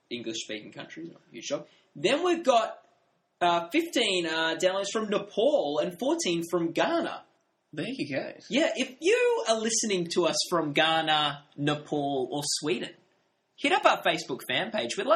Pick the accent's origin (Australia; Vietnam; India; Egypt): Australia; A lot of stuff we're talking about are American things, and we're, we, we are from Australia.